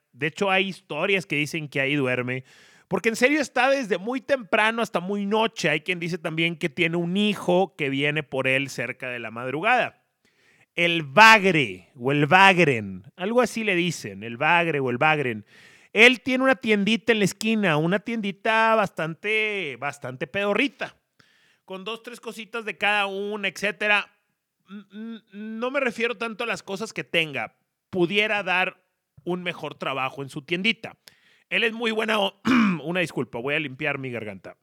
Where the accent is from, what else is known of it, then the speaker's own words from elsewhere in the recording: Monterrey, Nuevo León, Mexico; now in Mexico City, Mexico; como regio en la CDMX